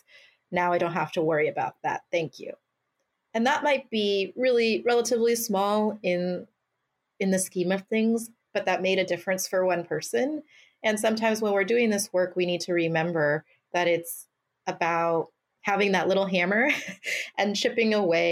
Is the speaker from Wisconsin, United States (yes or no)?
no; Mountain View, California, United States; my hometown, a community that invested in me